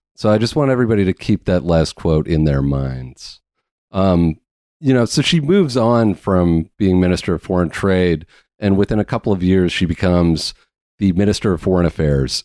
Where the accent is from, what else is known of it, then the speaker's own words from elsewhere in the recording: Canada; being a Canadian